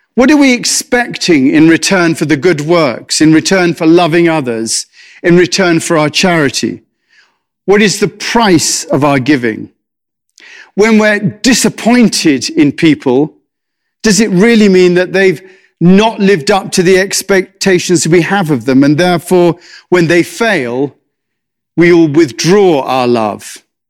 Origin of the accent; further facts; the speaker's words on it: England, United Kingdom; moved away; I'm English